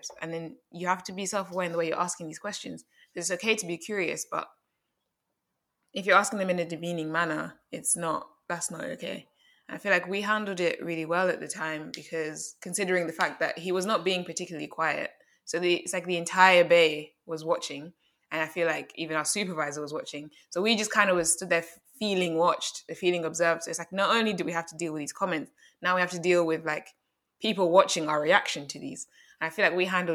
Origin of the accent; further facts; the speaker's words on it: Uganda; also born or lived in London; now in United Kingdom; I'm from Uganda.